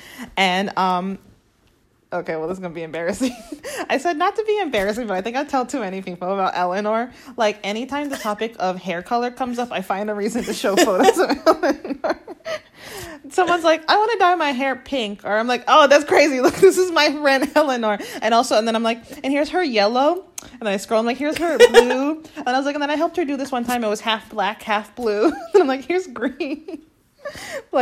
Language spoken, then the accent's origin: English; Florida, United States; now in Ireland; I'm from Florida